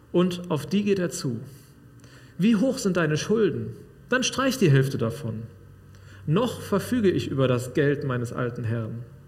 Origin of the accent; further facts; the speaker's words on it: Sauerland, North Rhine-Westphalia, Germany; moved away; Bei uns im Sauerland